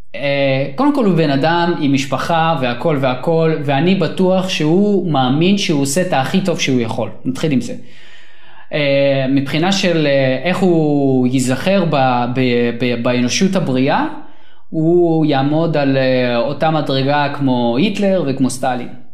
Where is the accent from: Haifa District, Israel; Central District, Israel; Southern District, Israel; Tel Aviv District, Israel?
Central District, Israel; Sharon region; also born or lived in Soviet Union; אני ואתה, אנחנו גדלנו באזור השרון